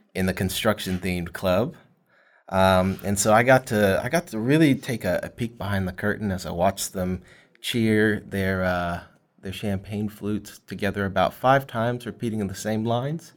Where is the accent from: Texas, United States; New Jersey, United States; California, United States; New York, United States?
Texas, United States; Fort Worth; also born or lived in Grand Prairie, Texas; I'm actually born and raised here from Fort Worth.